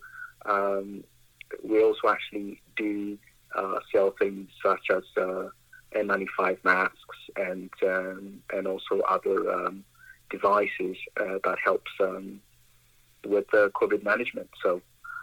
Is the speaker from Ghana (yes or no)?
yes; Ghana; also born or lived in Vancouver, Canada; now in Brooks, Canada; I'm from Ghana, Africa, West Africa